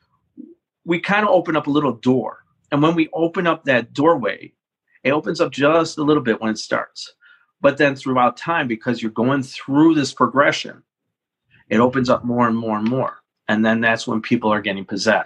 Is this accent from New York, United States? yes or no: no; Chicago, Illinois, United States; I grew up in the Mount Greenwood area